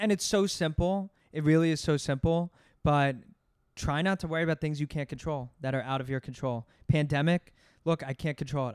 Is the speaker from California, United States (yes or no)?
no; Voorhees, New Jersey, United States; now in New York, United States; I'm from New Jersey. Grew up outside Philadelphia